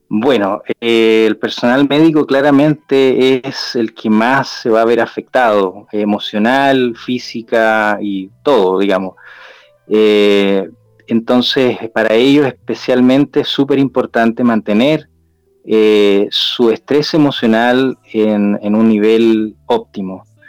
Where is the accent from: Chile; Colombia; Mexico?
Chile; en mi país, en Chile